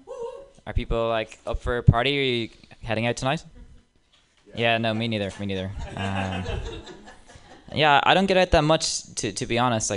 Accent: Dublin, Leinster, Ireland; accent: Dublin Irish; moved away; I have a Dublin Irish accent

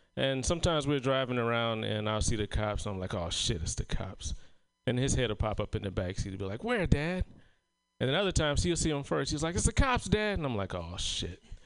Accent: South Carolina, United States; moved away; my hometown of South Carolina

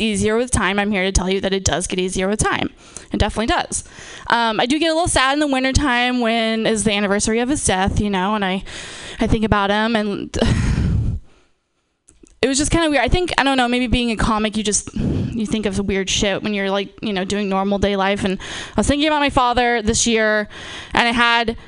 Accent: Napa, California, United States; I'm from, born and raised in Napa.

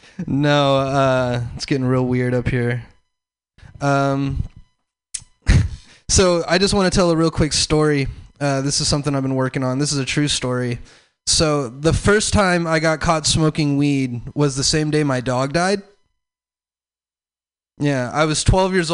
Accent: the South, United States; I'm from the South

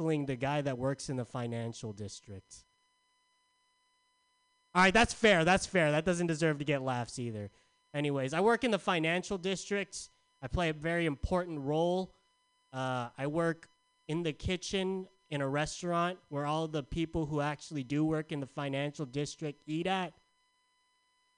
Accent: San Diego, California, United States; now in San Francisco, United States; I'm from San Diego.

